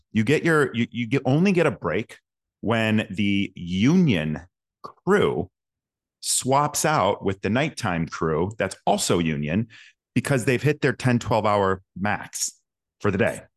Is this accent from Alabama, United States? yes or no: no; Schaumburg, Illinois, United States; also born or lived in Rolling Meadows, Illinois; born and raised in Schaumburg, Illinois, Rolling Meadows, Illinois.